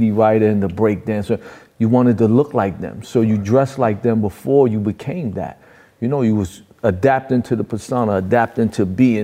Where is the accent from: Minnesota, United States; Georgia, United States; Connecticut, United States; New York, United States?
New York, United States; New York City; also born or lived in Far Rockaway, Queens; I was born and raised and trained in New York